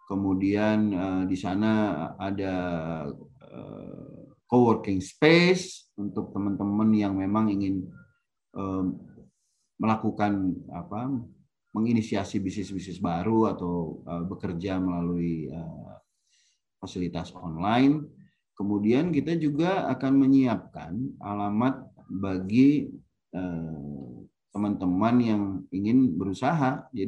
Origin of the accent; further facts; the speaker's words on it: Bandung, West Java, Indonesia; Jadi saya ini sebenarnya saya lahir dan besar di Bandung, kuliah di Bandung.